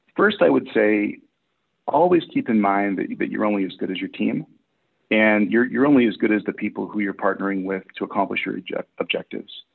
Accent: Massachusetts, United States; moved away as an adult; now in Portland, United States; I'm originally from Massachusetts, but I've been in Portland, Oregon for the last 13 years

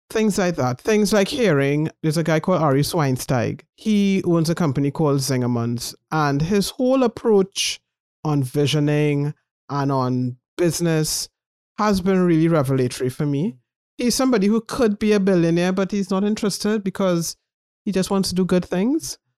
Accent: Trinidad & Tobago; moved away as an adult; also born or lived in United Kingdom; As a Trinidadian

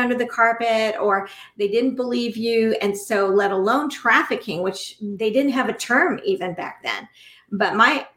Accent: United States; we as American people, American citizens, right now in this country

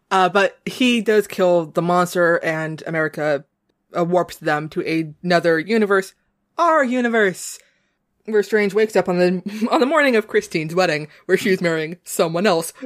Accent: New England, United States; accent: New England; my New England accent

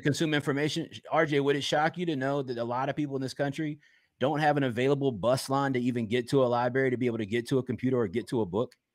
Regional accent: Richmond, Virginia, United States; Richmond, Virginia

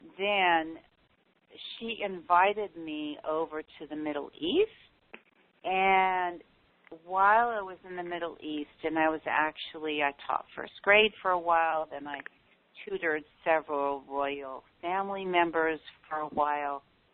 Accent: Tokyo, Japan; because I grew up in Tokyo, Japan.

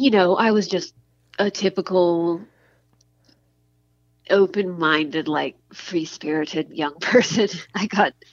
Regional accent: Midland, Texas, United States; moved away as an adult; also born or lived in Santa Barbara, California; now in Austin, United States; I grew up in West Texas, right? In a town called Midland, the oil area.

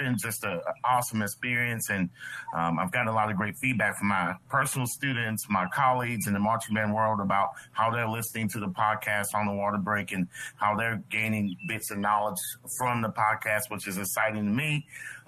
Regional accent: Shreveport, Louisiana, United States; now in Cullowhee, United States; I'm originally from Shreveport, Louisiana, now residing in Cullowhee, North Carolina.

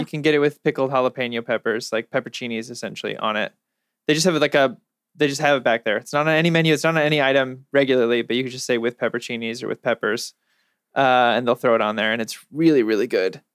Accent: California, United States; also born or lived in New York; I'm from California

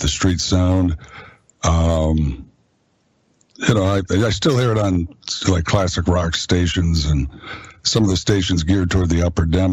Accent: Green Bay, Wisconsin, United States; I am from Green Bay, and so I have, it's in my blood. Grew up just a few miles from the stadium

